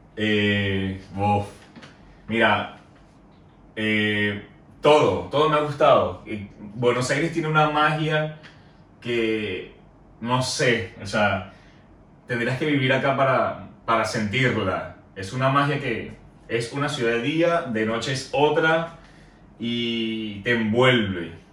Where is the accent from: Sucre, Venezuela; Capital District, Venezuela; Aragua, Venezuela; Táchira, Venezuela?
Táchira, Venezuela; San Cristóbal; moved away as an adult; also born or lived in Bogotá, Colombia; now in Argentina; mi ciudad natal, San Cristóbal